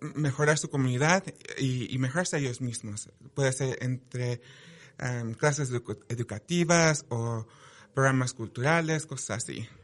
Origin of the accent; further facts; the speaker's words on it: Utah, United States; also born or lived in Provo, Utah; creciendo como un latino en, Utah fue una experiencia muy interesante para mí